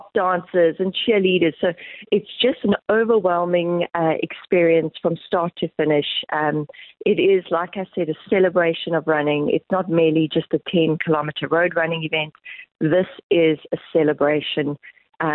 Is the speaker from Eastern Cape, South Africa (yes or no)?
yes; Eastern Cape, South Africa; moved away; I'm originally from the Eastern Cape